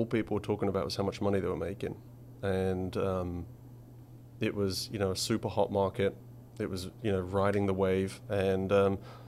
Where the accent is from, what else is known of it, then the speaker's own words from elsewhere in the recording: Essex, East of England, United Kingdom; moved away; I grew up in Essex